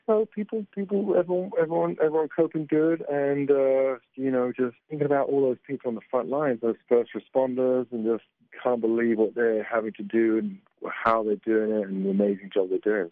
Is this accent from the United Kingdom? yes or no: yes; England, United Kingdom; I'm English